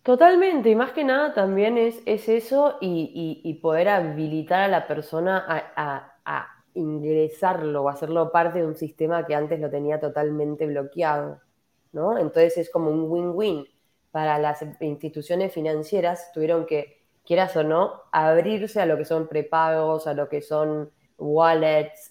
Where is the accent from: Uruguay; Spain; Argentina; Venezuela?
Argentina; moved away as an adult; now in Santiago, Chile; soy de Argentina, estoy viviendo hace ocho años en, Santiago